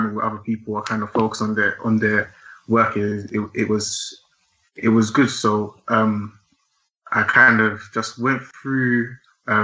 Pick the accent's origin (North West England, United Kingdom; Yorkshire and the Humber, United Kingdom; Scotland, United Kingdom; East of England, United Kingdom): East of England, United Kingdom; Essex; also born or lived in London; I was born in London, but I grew up in Essex. I went to school in Essex, just outside of London